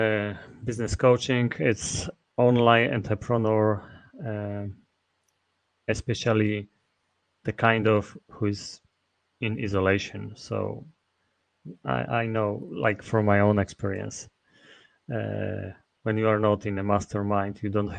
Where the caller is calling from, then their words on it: Masovian Voivodeship, Poland; I'm speaking from Poland, where I'm located, near Warsaw.